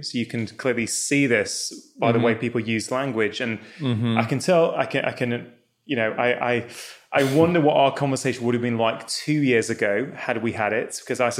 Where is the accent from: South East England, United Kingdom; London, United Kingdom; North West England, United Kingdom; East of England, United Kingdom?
North West England, United Kingdom; Manchester; I was born in Manchester.